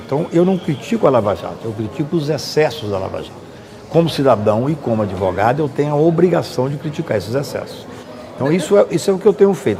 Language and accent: Portuguese; Patos de Minas, Minas Gerais, Brazil; moved away as an adult; also born or lived in Goiânia; now in Brasília, Brazil; eu quando saí de Patos, na época 76, não tinha faculdade em Patos